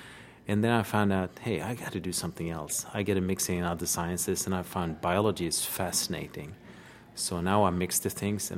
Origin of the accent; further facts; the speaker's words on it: Sweden; I'm from Sweden, Uppsala University.